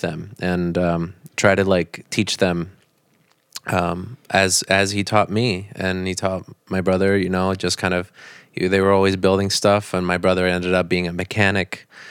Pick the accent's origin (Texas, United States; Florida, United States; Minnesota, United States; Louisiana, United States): Florida, United States; Naples; also born or lived in Bonita Springs, Florida; I, I moved from Naples to, to Bonita Springs, which is in a different county. So then I Um, I went to high school up there